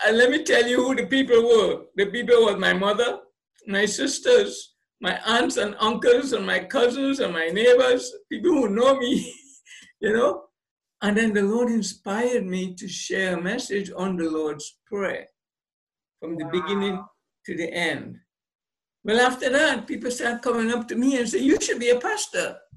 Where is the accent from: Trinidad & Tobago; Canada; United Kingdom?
Trinidad & Tobago; I, was born on the island, grew up there, got my basic education in, in Trinidad and Tobago.